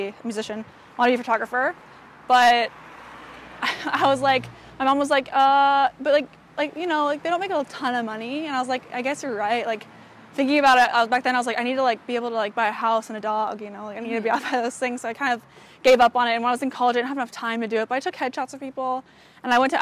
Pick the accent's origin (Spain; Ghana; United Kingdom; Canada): Canada; moved away as an adult; also born or lived in Arizona, United States / Orange County, California, United States; now in Los Angeles, United States; I was born in Arizona, moved to Canada when I was like 3, and then lived there till I was like 18